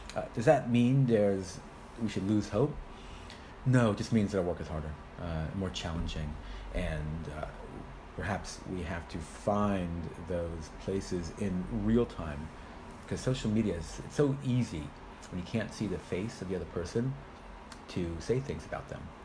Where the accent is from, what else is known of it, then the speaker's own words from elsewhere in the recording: United States; moved away as an adult; also born or lived in Israel; now in United Kingdom; I'm originally from America